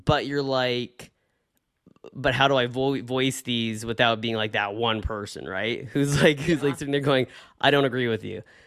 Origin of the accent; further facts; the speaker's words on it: Bellingham, Washington, United States; went to school in my hometown right here in Bellingham